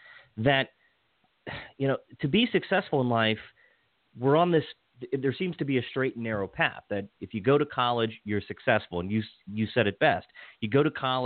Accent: Washington County, Western Maryland, United States; also born or lived in Montgomery County, Maryland; I grew up in Washington County, then I moved to Montgomery County.

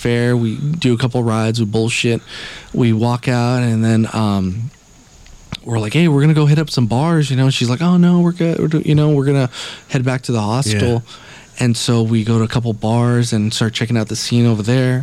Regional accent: Los Angeles, California, United States; two fucking people from L.A.

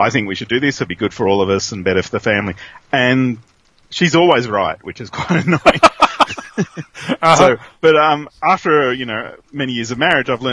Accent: Sydney, New South Wales, Australia; moved away as an adult; I grew up in Sydney, and my wife came from Canberra

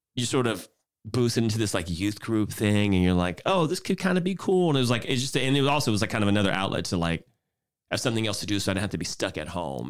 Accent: Houston, Texas, United States; moved away as an adult; now in San Francisco Bay Area, United States; I'm originally from Houston, Texas

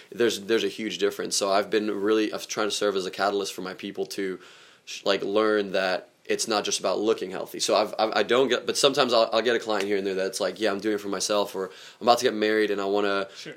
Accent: Germany; moved away; geographically where I grew up around too in Germany

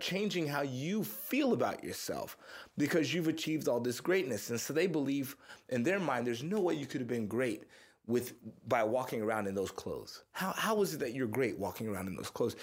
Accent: Missouri City, Texas, United States; also born or lived in Houston, Texas; now in Austin, United States; I was born in Houston. I grew up in uh, Missouri City, Texas, which is like a little suburb outside of Houston

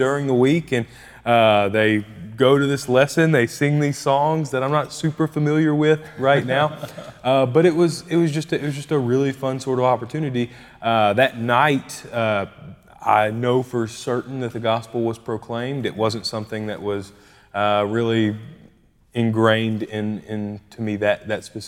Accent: Bardstown, Kentucky, United States; we both actually ended up growing up in Bardstown, Kentucky. That's where we're both from.

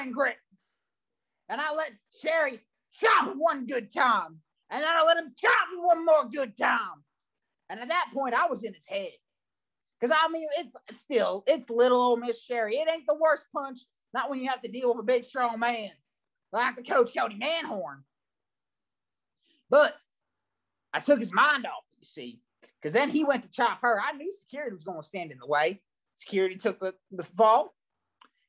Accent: Chattanooga, Tennessee, United States; I'm from the heart and soul of Squadanuga.

